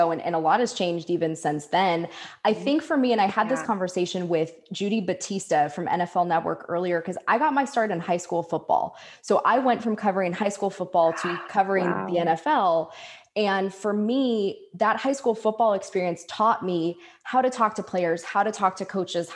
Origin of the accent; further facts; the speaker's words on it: San Diego, California, United States; I grew up in San Diego.